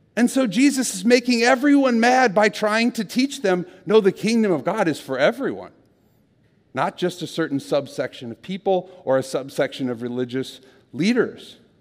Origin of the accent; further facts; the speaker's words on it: Minnesota, United States; I'm from Minnesota